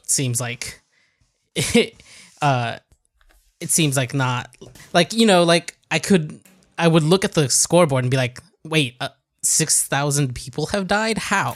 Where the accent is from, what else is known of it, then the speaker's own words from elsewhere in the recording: United States; moved away; I grew up in the States.